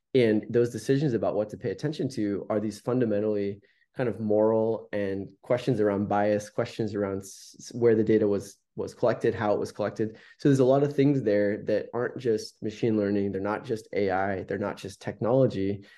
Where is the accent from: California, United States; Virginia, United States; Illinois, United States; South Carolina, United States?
California, United States; Palo Alto; having the fortune of growing up in Silicon Valley